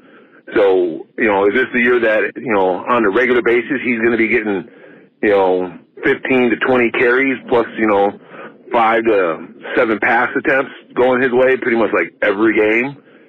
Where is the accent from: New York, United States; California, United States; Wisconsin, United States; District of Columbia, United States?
Wisconsin, United States; Kenosha; now in Alaska, United States; I'm from Kenosha